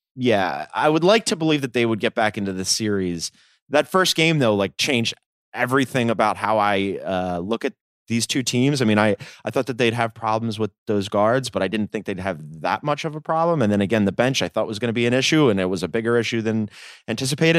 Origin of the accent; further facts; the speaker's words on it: Philadelphia, Pennsylvania, United States; moved away; I'm from Philly